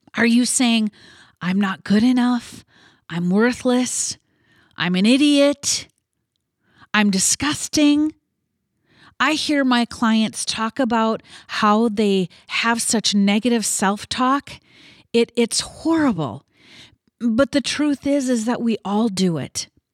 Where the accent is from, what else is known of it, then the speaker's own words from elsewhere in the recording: Midwest, United States; I was born and raised in the Midwest